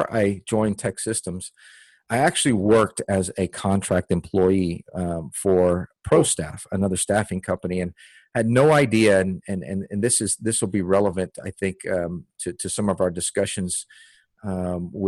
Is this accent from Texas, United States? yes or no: yes; Dickinson, Texas, United States; also born or lived in Houston, Texas / Austin, Texas / Germany; I grew up in Dickinson, Texas